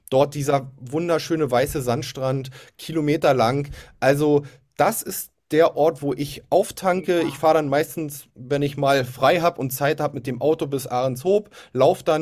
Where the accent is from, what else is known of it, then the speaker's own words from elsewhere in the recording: Berlin, Germany; Ich bin ja nun als Berliner ähm, gebürtiger, auch äh, ich sage jetzt nur deswegen Ostberliner